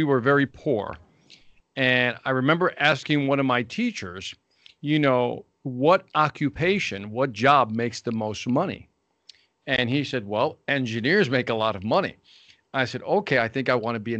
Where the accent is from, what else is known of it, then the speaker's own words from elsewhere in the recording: Chicago, Illinois, United States; Born and raised in Chicago, Illinois, here in the United States